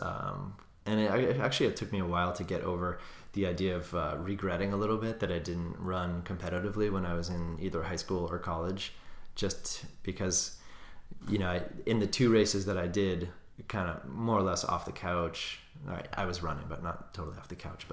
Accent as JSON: {"language": "English", "area": "Cape Cod", "region": "Massachusetts", "country": "United States", "tie": "born or raised there", "said": "I grew up on Cape Cod"}